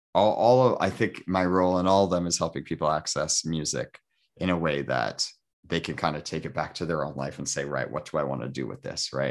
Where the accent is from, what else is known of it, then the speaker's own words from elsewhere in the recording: Toronto, Ontario, Canada; I'm from Toronto, but we used to live outside the city in the country.